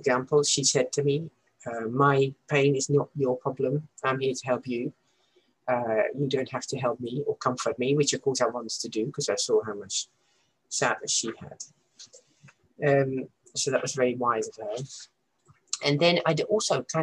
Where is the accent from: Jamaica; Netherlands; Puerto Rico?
Netherlands; now in Leeds, United Kingdom; growing up in the Netherlands